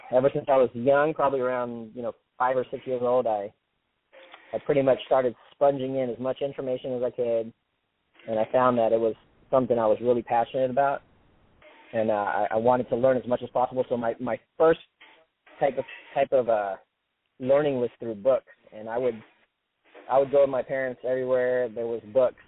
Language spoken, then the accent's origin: English; San Diego, California, United States; I'm from San Diego, California